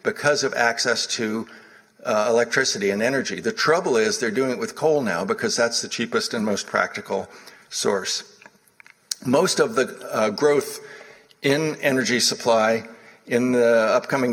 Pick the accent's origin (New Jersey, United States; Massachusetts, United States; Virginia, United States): Massachusetts, United States; Boston; moved away; also born or lived in California; here in my hometown of Boston